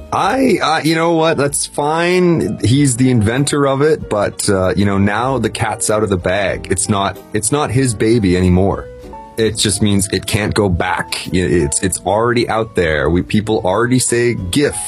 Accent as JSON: {"language": "English", "town": "Toronto", "region": "Ontario", "country": "Canada", "tie": "born or raised there", "said": "my hometown, Toronto"}